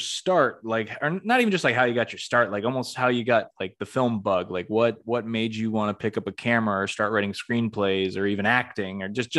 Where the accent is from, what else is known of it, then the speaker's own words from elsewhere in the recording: Greenfield, Massachusetts, United States; I'm from the Northeast, in Greenfield, Massachusetts